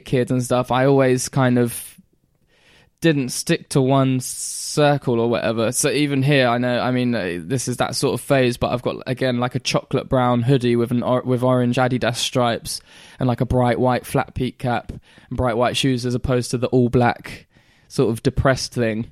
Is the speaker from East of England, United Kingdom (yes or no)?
yes; Great Yarmouth, East of England, United Kingdom; also born or lived in Caister-on-Sea; we moved from Caister back to Great Yarmouth at this point